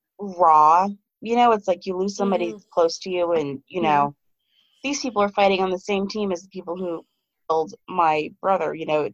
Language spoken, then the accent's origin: English; United States; I'm American, you know, I'm not German or anything.